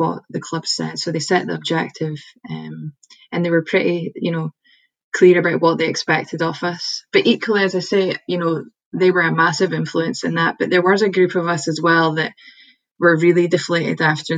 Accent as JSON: {"language": "English", "town": "Edinburgh", "region": "Scotland", "country": "United Kingdom", "also_born_or_lived": "Aberdeen / Malaysia", "moved": "as an adult", "said": "I'm actually originally from Edinburgh"}